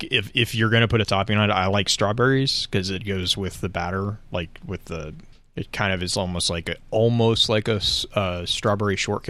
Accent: Dallas, Texas, United States; growing up in the Dallas area

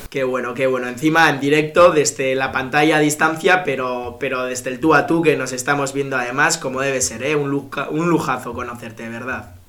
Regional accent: Bilbao, Basque Country, Spain; yo soy de Bilbao

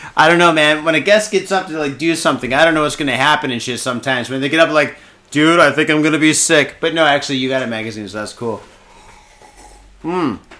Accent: Michigan, United States; now in Japan; I'm from Michigan

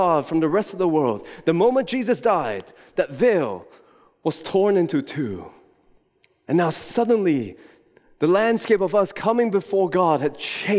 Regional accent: Singapore; moved away; I was born in Singapore and have been there numerous times before

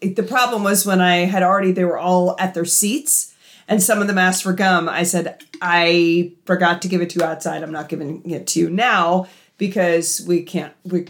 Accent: Canada; I am also Canadian.

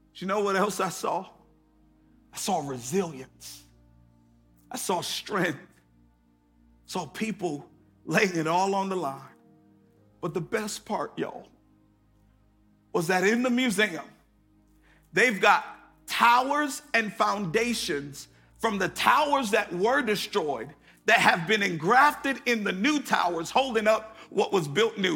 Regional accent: Connecticut, United States; now in Atlanta, United States; I grew up in Connecticut

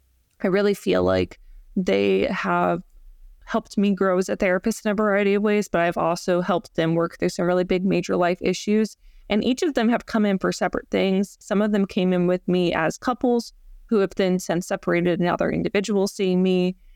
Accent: Georgia, United States; moved away as an adult; now in Florida, United States; So yeah, like I'm originally from Georgia, and I ended up moving to Florida to pursue my PhD at Florida State.

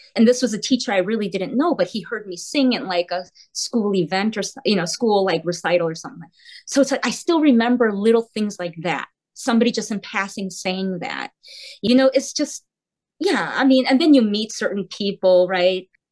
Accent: South Korea; now in United States; I was born in Korea. So we're from Korea. We're immigrants and we're now American citizens.

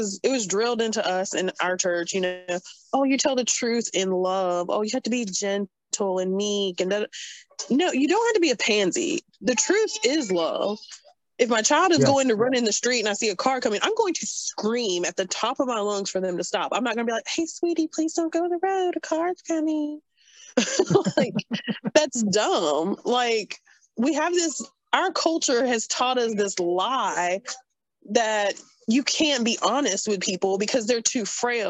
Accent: North Carolina, United States; I am redneck from North Carolina

